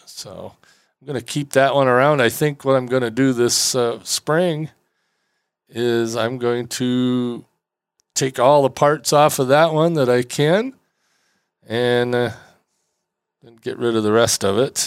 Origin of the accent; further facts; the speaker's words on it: Traverse City, Michigan, United States; here in my hometown in Traverse City